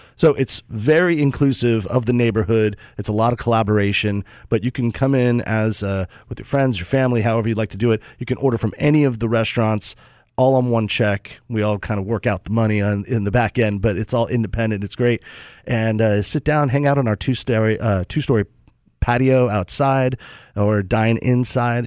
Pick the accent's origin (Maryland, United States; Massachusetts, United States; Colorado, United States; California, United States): California, United States; moved away as an adult; now in Raleigh, United States; I'm from California